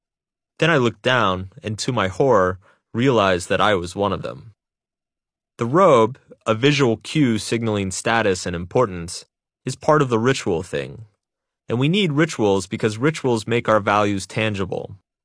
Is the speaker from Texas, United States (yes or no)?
yes; Texas, United States; Growing up in Texas, Jesus and football were the only gods that mattered.